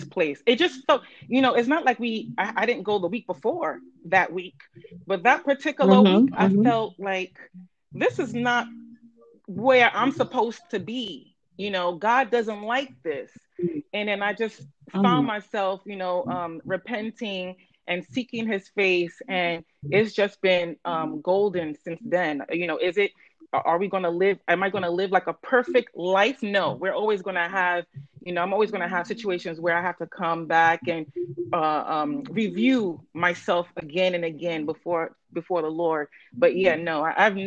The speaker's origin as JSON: {"language": "English", "town": "New York City", "region": "New York", "country": "United States", "tie": "born or raised there", "said": "I born and raised in the Bronx, a Bronx girl to Nigerian parents"}